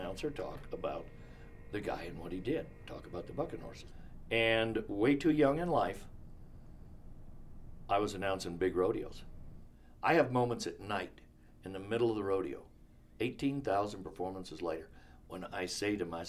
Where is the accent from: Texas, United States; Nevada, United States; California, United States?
Nevada, United States; Orovada; also born or lived in Winnemucca, Nevada; I was born and raised in Winnemucca, Nevada. Very proud of that. Actually in Orvada, Nevada. Went to a one-room schoolhouse